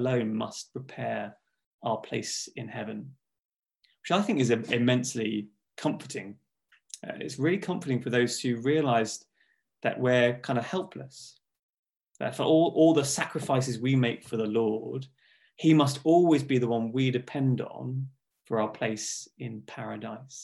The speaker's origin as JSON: {"language": "English", "area": "Hertfordshire", "region": "East of England", "country": "United Kingdom", "tie": "born or raised there", "also_born_or_lived": "Watford", "said": "I grew up in Hertfordshire"}